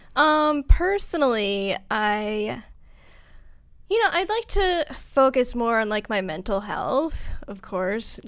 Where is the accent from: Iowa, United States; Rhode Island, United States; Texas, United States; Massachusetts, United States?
Massachusetts, United States; accent: Massachusetts; moved away; I'm from Massachusetts